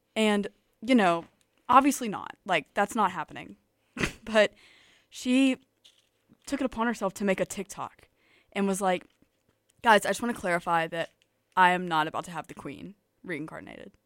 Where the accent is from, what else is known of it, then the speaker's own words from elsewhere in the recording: Tuscaloosa, Alabama, United States; I am from Tuscaloosa, Alabama